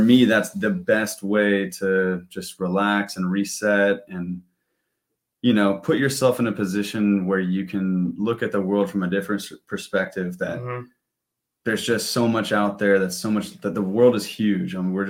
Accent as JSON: {"language": "English", "town": "San Diego", "region": "California", "country": "United States", "tie": "born or raised there", "said": "I grew up in Point Loma, Ocean Beach area. Went to Point Loma High School."}